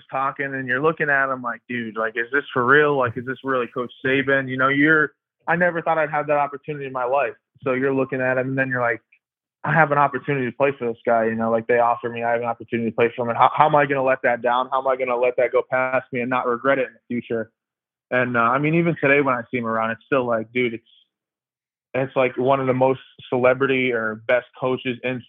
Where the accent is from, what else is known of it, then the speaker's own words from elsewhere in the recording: Pennsylvania, United States; moved away as an adult; also born or lived in Maryland; now in Tuscaloosa, United States; I'm from Pennsylvania up in the country, so there's a lot more country boys here